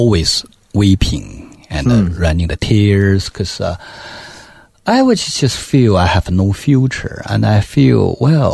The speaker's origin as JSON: {"language": "English", "region": "Beijing", "country": "China", "also_born_or_lived": "New Zealand", "second_language": "English", "moved": "as an adult", "said": "I come from Beijing. I speak perfect Mandarin"}